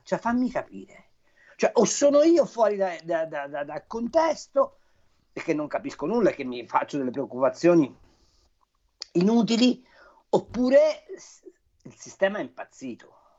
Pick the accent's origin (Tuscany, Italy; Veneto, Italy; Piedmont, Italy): Tuscany, Italy; io sono toscano